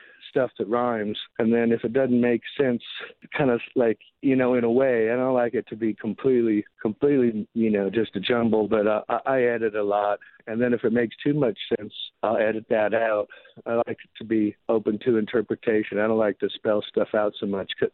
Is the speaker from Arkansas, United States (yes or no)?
no; Arizona, United States; I grew up on that stuff. I grew up around the horse racetrack. Well, why we moved to Arizona was racehorses